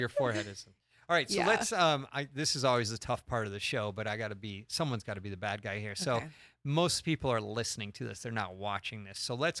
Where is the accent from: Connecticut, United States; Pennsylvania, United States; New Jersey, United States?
Connecticut, United States; Stamford; moved away; So I'm Stamford, Connecticut. Stamford, Connecticut in the house.